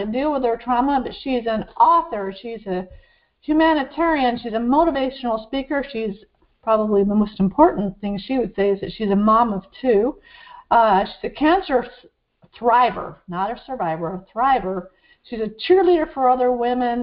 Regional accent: Vermont, United States; I grew up in Vermont

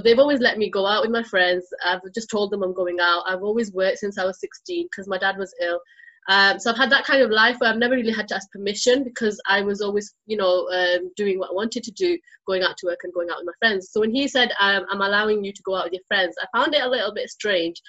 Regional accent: United Kingdom; I'm British Bangladeshi.

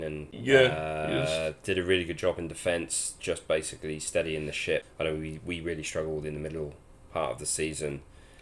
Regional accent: England, United Kingdom; as an Englishman

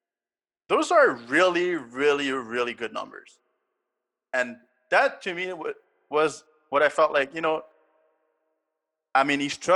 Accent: Canada; I'm Canadian

